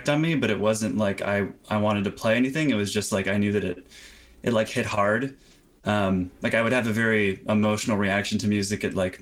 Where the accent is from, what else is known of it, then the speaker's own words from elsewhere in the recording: Florida, United States; also born or lived in California; now in New York City, United States; I was 10, I moved from California to Florida with my mom to be close to family